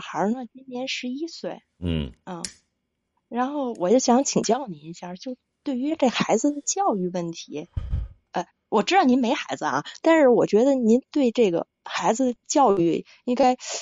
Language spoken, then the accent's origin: Chinese; Beijing, China; 我北京人